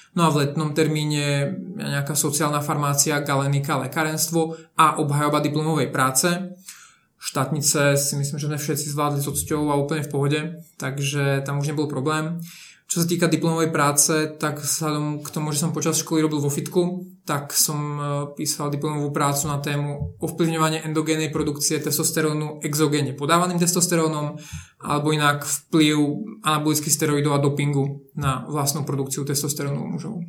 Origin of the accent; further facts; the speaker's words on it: Slovakia; moved away as an adult; also born or lived in Košice; now in Prague, Czech Republic; ako Slovák pracujúci v Česku